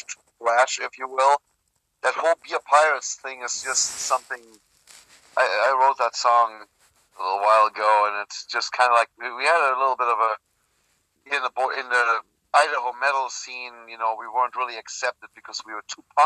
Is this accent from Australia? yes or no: no; Germany; moved away as an adult; I was born and raised in Germany. I lived there until I was 23.